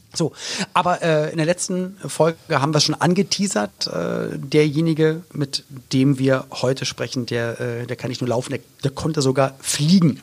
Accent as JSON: {"language": "German", "region": "Berlin", "country": "Germany", "tie": "born or raised there", "said": "Ich bin in West-Berlin aufgewachsen, also war in den 90ern jugendlich in West-Berlin"}